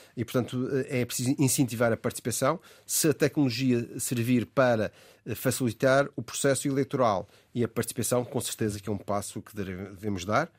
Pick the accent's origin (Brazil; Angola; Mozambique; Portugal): Portugal